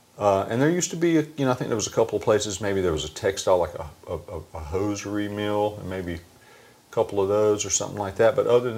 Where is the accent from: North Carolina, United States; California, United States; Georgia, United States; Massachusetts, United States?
North Carolina, United States; Burgaw; Burgaw, North Carolina is the county seat of Pender County, North Carolina, which is one county away from New Hanover County, which is Cape Fear.